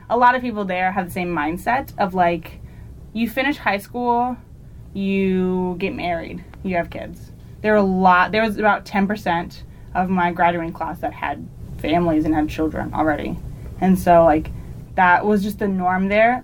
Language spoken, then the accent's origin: English; Huntsville, Arkansas, United States; moved away as an adult; I'm from Huntsville, Arkansas.